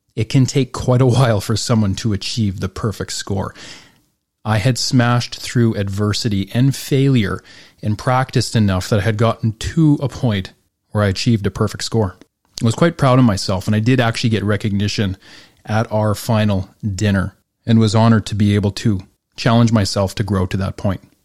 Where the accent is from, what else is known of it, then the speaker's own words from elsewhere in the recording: Northern Alberta, Canada; growing up in Northern Alberta